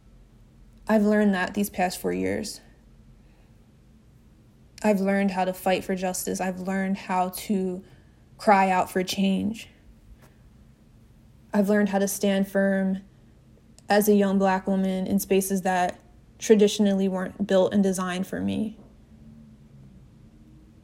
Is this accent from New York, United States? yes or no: no; New Jersey, United States; now in Washington, D.C., United States; In my hometown, back in South Jersey